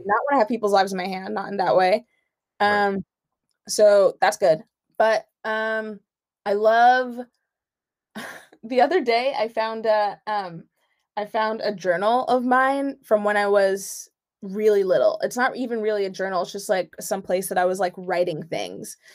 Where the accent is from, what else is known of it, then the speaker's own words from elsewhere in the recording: New York, United States; I'm Nigerian. I was born in New York. Parents born over there